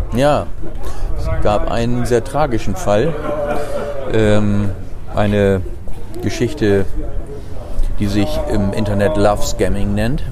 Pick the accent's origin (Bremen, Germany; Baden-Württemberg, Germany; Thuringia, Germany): Bremen, Germany; Bremerhaven; also born or lived in Harz, Lower Saxony; ich bin in Bremerhaven aufgewachsen.